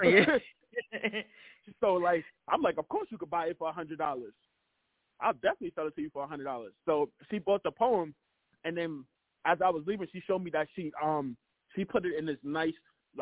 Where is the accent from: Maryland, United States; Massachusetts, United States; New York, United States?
New York, United States; New York City; also born or lived in Harlem, New York; Harlem, New York, but I'm originally from Canarsie